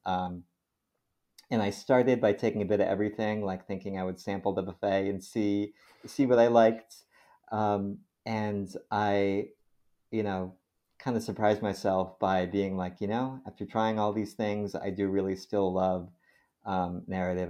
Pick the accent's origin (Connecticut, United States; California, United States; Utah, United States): Connecticut, United States; a hospital system in Connecticut where I grew up